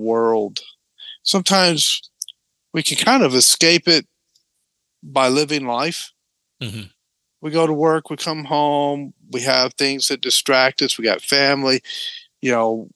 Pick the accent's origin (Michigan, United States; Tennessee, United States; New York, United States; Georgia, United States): Tennessee, United States; moved away; I grew up in Tennessee